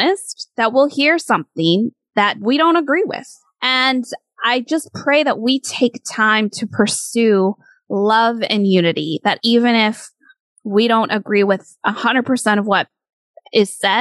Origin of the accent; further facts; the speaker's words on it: Michigan, United States; moved away as an adult; now in New York City, United States; I was raised in Michigan and grew up there